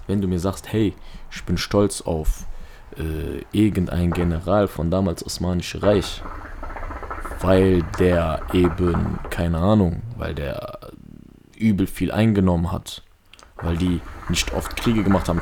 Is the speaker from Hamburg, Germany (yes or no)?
no; Duisburg, North Rhine-Westphalia, Germany; Ich bin in Duisburg aufgewachsen